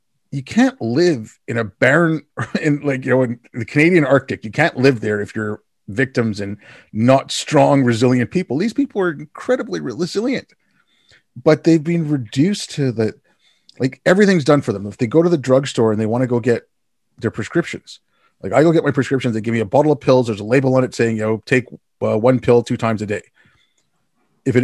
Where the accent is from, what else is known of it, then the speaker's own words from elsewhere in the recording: India; born there; I was born in India, I work in IT, I set up communication systems.